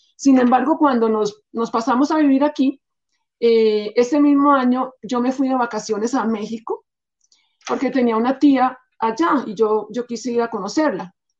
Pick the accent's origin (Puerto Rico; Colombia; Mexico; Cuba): Colombia; Bogotá; Yo nací en Bogotá, soy bogotana, de familia mitad bogotana, cachaca, y mitad payanesa